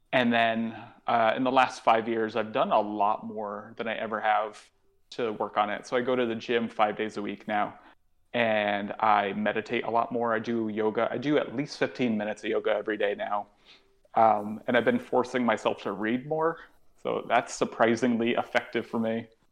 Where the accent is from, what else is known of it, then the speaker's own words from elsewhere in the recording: New Haven, Connecticut, United States; moved away as an adult; now in New York, United States; an improv show that was coming to my hometown. I'm from New Haven, Connecticut